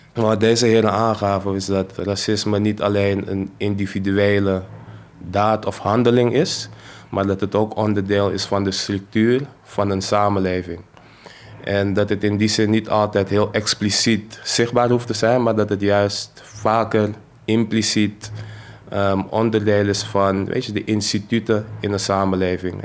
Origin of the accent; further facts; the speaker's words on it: Amsterdam, North Holland, Netherlands; accent: Amsterdams; Ik ben zelf geboren en getogen in Amsterdam-West.